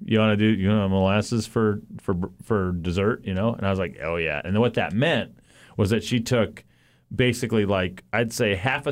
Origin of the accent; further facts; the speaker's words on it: Boston, Massachusetts, United States; now in Juneau, United States; I'm a Bostonian